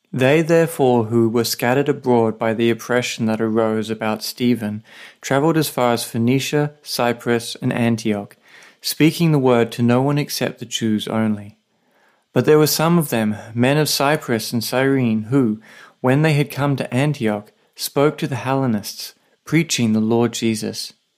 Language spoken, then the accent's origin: English; Australia; now in Saipan, Northern Mariana Islands